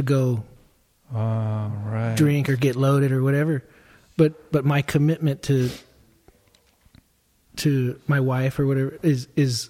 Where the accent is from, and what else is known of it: Agoura Hills, California, United States; born or raised there; also born or lived in Tarzana, San Fernando Valley